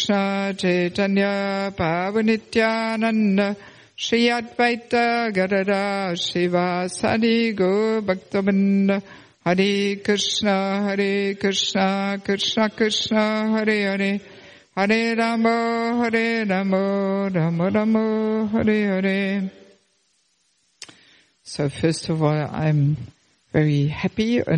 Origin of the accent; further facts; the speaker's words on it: Germany; moved away; also born or lived in Australia; I'm originally from Germany, but I left Germany already in 1984.